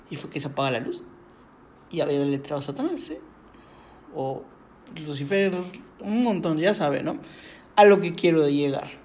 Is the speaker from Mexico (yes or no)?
yes; Yucatán, Mexico; nosotros somos de Yucatán